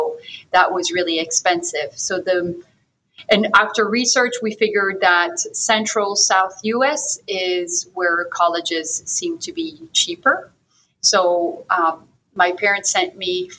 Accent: France; English is a second language; moved away as an adult; also born or lived in Houston, United States / Thailand; So I was born and raised in France. So I'm 100% French.

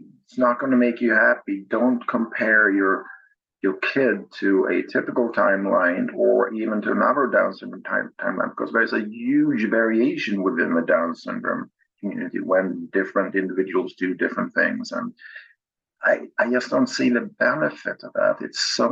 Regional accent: Sweden; now in Massachusetts, United States; I'm from Sweden

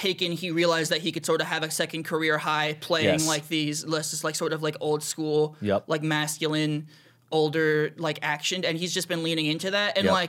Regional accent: Los Angeles, California, United States; also born or lived in New York / New Jersey; I was born in New York. I grew up a little bit in New Jersey, going there on the weekends, but for most of my life I was here. In L.A.? In L.A., in the Valley.

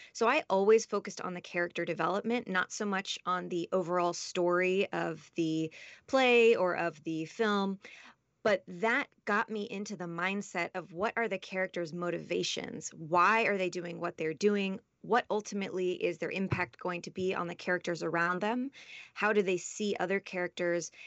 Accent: Los Angeles, California, United States; also born or lived in Boston / Washington, D.C. / New York City; I grew up here in Los Angeles, and by here, I mean where I'm sitting in this moment

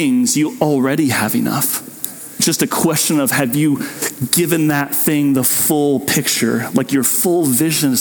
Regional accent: Southwest Kansas, United States; old ladies I grew up with in Southwest Kansas

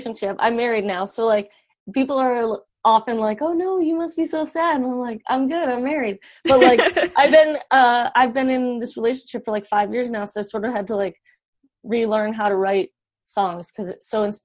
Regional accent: Georgia, United States; I grew up in Georgia

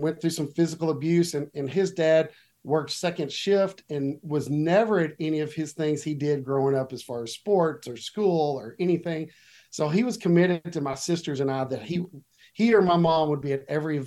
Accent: Watauga, Texas, United States; also born or lived in Fort Worth, Texas; I was born in Fort Worth, Texas, and lived here my entire life. That's still where I live today, in a little town on the north side of Fort Worth called Watauga, which if you're not from around here, you probably don't know that, but that's where I grew up, was Watauga

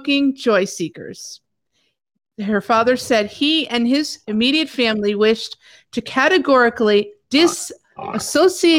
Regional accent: Sicily, Italy; now in United States; I was born in Sicily, but I'm an American because I became a citizen

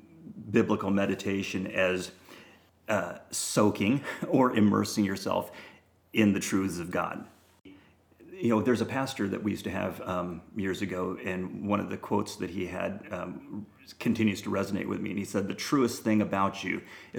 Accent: Japan; I'm half Japanese, born and raised in Japan

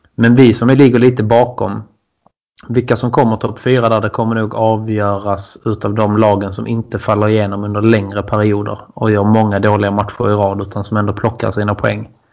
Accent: Bjärred, Skåne, Sweden; Jag är från Bjärred också

